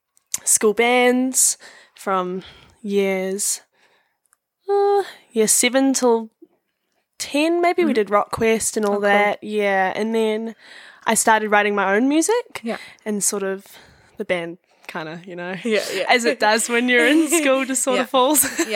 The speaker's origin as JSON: {"language": "English", "town": "Raglan", "region": "Waikato", "country": "New Zealand", "lives_now": "Hamilton, New Zealand", "said": "I've got 4 or 5 other flatmates that we're all from Raglan, and we all moved for, like, study, and I just decided to have a gap year."}